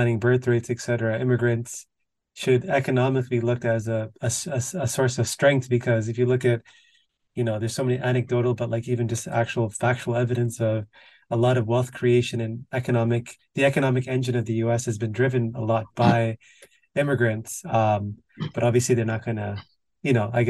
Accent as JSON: {"language": "English", "country": "Canada", "said": "I'm Canadian"}